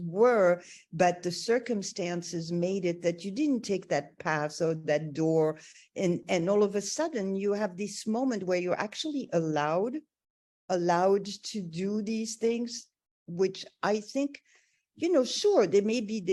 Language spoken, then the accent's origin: English; Armenia; I was born in Armenia